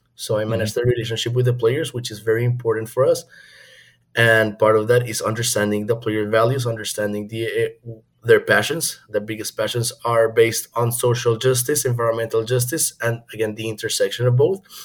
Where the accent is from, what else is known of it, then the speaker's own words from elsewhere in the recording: Bogotá, Colombia; moved away as an adult; also born or lived in China; now in United States; I am from Bogota, Colombia. So, I moved to the US in 2016